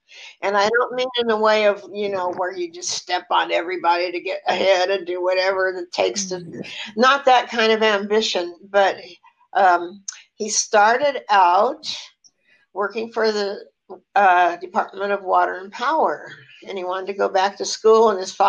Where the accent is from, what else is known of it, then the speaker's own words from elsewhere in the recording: Eagle Rock, California, United States; also born or lived in Los Angeles; in Eagle Rock, California, but let me back up a little bit. I was born in Los Angeles, and at the time we had a brand new house, and it was sort of near Inglewood.